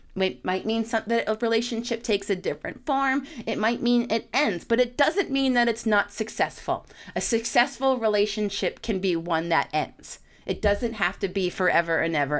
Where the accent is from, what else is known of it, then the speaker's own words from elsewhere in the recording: New York, United States; I'm a New Yorker